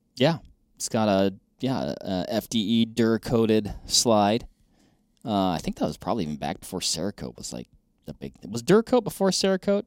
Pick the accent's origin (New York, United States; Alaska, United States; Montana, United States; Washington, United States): Washington, United States; born or raised there; moved away